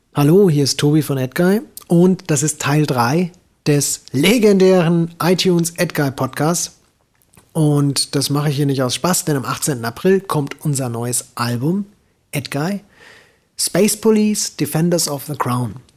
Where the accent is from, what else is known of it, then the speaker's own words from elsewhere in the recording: Hesse, Germany; als Hesse